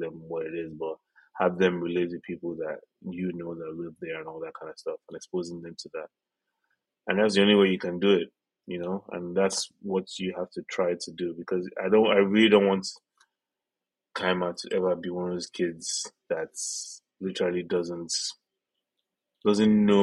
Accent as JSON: {"language": "English", "country": "Nigeria", "tie": "born or raised there", "moved": "yes", "said": "we grew up in Nigeria"}